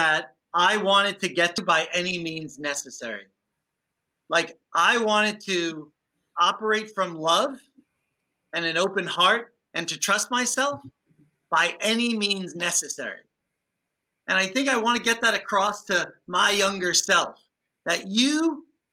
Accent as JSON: {"language": "English", "town": "New York City", "region": "New York", "country": "United States", "tie": "born or raised there", "said": "I grew up in the Bronx."}